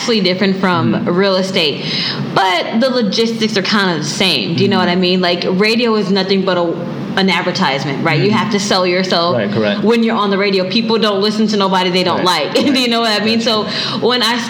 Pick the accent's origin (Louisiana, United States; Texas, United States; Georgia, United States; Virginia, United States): Texas, United States; Houston; moved away as an adult; now in Guam; I'm originally from Houston, Texas. I've been residing on Guam for about 6 years now